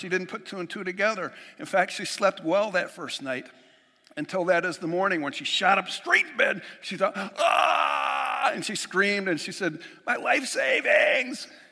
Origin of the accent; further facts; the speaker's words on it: Western New York, United States; moved away; I'm just from Western New York